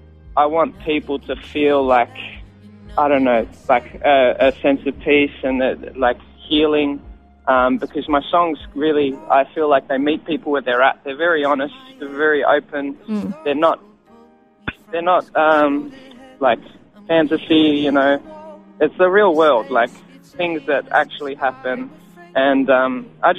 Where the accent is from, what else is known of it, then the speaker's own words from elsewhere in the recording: Australia; also born or lived in Israel; I used to live in Israel with my family, and I don't remember too much of it, but all I remember was coming back to Australia and then growing up in Catholic schools